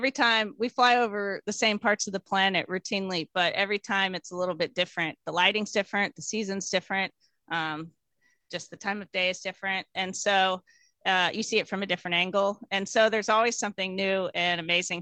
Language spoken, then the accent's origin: English; Houston, Texas, United States; I grew up in Houston, Texas